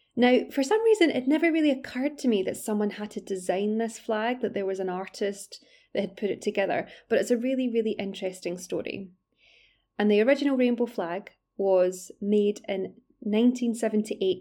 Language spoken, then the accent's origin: English; Glasgow, Scotland, United Kingdom; now in London, United Kingdom; I'm originally from Glasgow, although I'm based in London now.